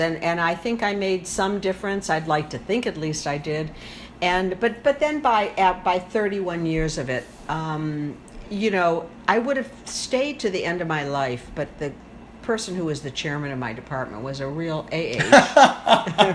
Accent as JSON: {"language": "English", "town": "South Haven", "region": "Michigan", "country": "United States", "also_born_or_lived": "Chicago", "said": "from South Haven, Michigan"}